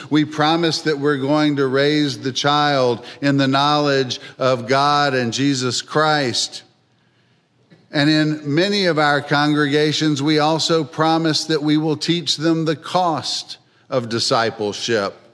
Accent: Philadelphia, Pennsylvania, United States; also born or lived in North Carolina; Well, I come from Philadelphia, although my accent probably doesn't sound like it, having spent most of my 60 years in North Carolina.

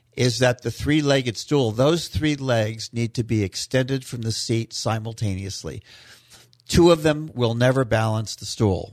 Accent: West Coast, Florida, United States; also born or lived in Key Biscayne, Florida; So I grew up in Florida over on the West Coast, and I've been all over the state.

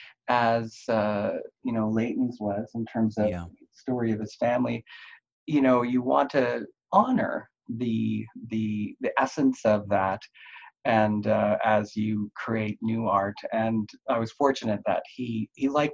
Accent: Halifax, Nova Scotia, Canada; also born or lived in Vancouver, British Columbia; now in Saskatchewan, Canada; I grew up in Halifax, so that would be on the East Coast.

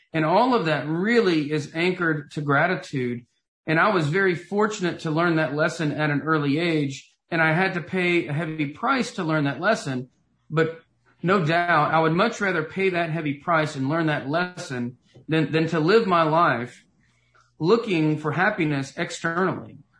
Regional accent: Knoxville, Tennessee, United States; moved away as an adult; I grew up in Knoxville, Tennessee, and lived there for the first 25 years of my life

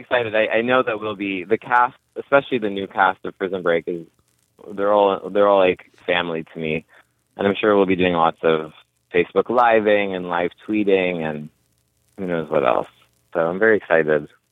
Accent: California, United States; I'm from California and I'm like a millennial.

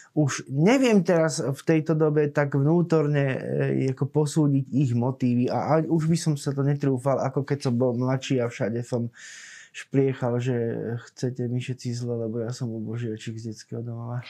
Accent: Cífer, Trnava Region, Slovakia; ja pochádzam z Cífera, z takej dedziny pri Trnave

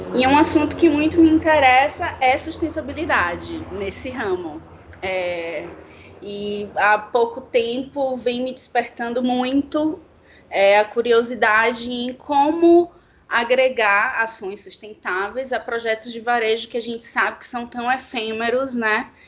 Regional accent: Salvador, Bahia, Brazil; moved away as an adult; now in São Paulo, Brazil; sou baiana, de Salvador

